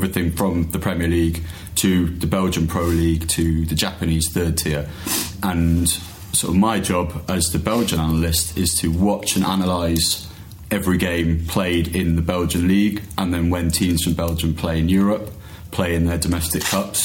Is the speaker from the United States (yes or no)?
no; Wales, United Kingdom; I'm from Wales